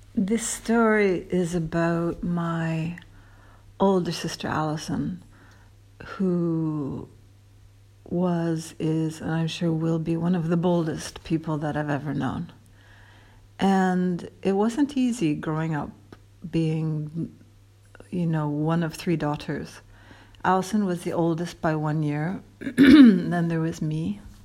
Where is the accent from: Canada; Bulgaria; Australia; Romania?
Canada; Toronto, Ontario; Toronto, big bad Toronto